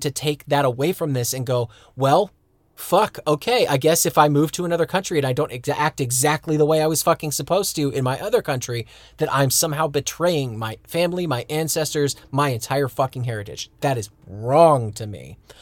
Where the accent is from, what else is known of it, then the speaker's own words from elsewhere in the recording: United States; moved away as an adult; now in Germany; I was a kid that was born and raised in America